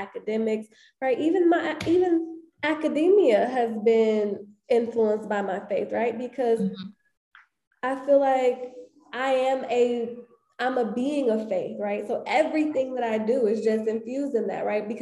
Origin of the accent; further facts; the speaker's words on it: Chicago, Illinois, United States; growing up on the South Side of Chicago